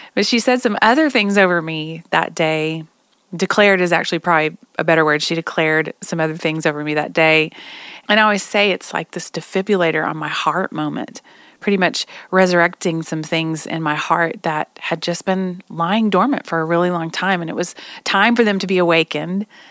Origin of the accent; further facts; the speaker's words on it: Oklahoma, United States; I'm from Oklahoma